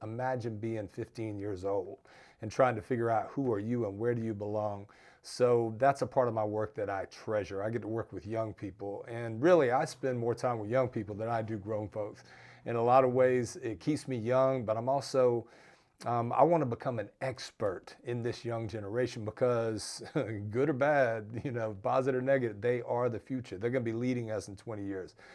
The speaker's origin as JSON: {"language": "English", "region": "Georgia", "country": "United States", "said": "my home state of Georgia"}